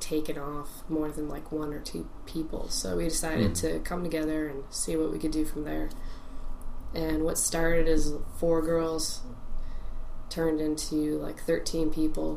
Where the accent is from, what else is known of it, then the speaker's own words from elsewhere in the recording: Massachusetts, United States; I am born and raised in Massachusetts